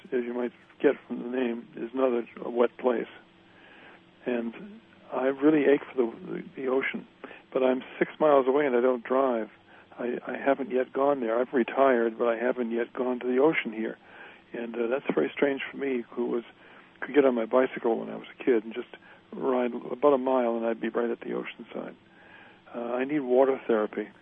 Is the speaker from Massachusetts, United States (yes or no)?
yes; Massachusetts Bay, United States; also born or lived in Silicon Valley, California; now in Santa Clara, United States; I grew up in Massachusetts Bay, and uh, now I'm retired, and I live